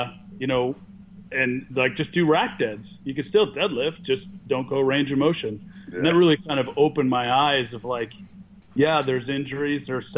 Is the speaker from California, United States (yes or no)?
yes; Berkeley, California, United States; also born or lived in Davis / New Zealand; I grew up in Berkeley